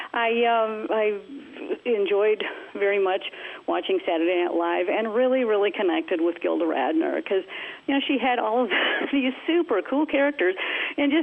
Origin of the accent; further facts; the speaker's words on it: Minneapolis, Minnesota, United States; I was born and raised in the Kingdom of Minneapolis, Minnesota.